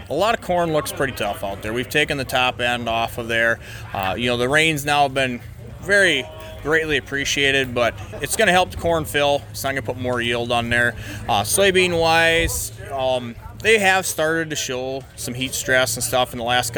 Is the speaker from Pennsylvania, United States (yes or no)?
no; Parkston, South Dakota, United States; I'm from Parkston, South Dakota here, just south of Dakotafest